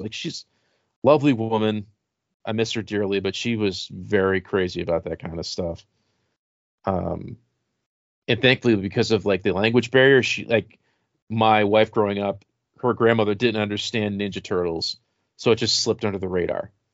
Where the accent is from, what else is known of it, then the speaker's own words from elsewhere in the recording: Rochester, United States; we had Young Life where I grew up in Rochester